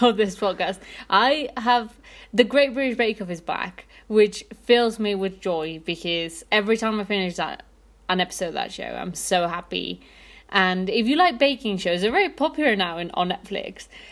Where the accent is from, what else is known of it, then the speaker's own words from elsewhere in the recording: Mexico City, Mexico; I'm from Mexico City